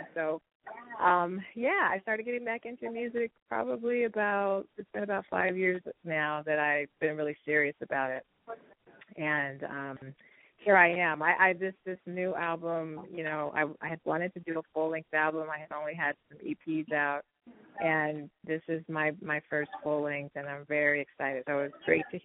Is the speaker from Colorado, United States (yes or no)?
yes; Denver, Colorado, United States; moved away as an adult; also born or lived in Washington, D.C.; I grew up doing a lot of music. I was involved in show choirs and theater and jazz ensembles. I'm from Denver, Colorado